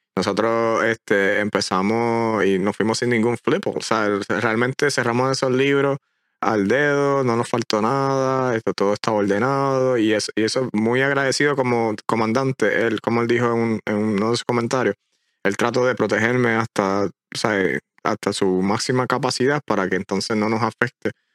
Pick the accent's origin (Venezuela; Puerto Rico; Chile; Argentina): Puerto Rico; moved away as an adult; Llevaba 27, 28 años de mi vida completa en una, encajona una isla